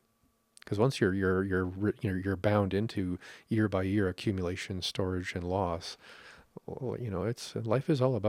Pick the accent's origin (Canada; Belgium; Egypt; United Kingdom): Canada; That's the karma of being Canadian.